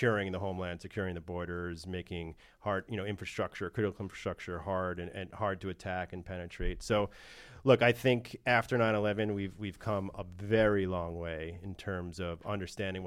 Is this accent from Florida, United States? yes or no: no; New York, United States; also born or lived in Washington, D.C.; I'm from New York